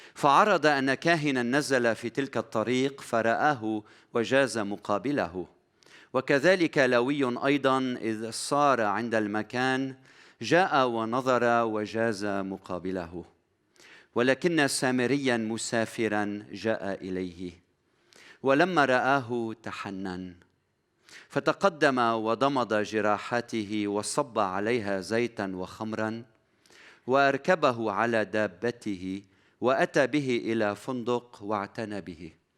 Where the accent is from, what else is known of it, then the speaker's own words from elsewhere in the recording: Lebanon; بلدنا لبنان